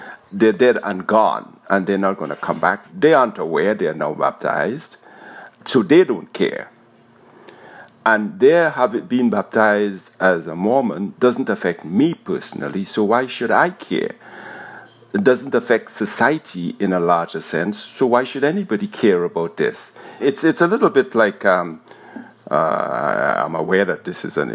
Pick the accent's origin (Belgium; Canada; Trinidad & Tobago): Trinidad & Tobago; I was born in Trinidad.